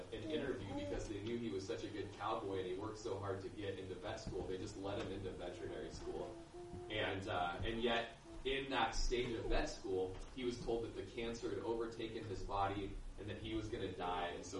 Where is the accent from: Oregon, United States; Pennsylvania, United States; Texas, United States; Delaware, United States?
Oregon, United States; Klamath Falls; also born or lived in Bonanza, Oregon / Lakeview, Oregon; now in Prineville, United States; I was originally from Klamath Falls, Oregon, and I grew up on a cattle ranch by Bonanza in South Po Valley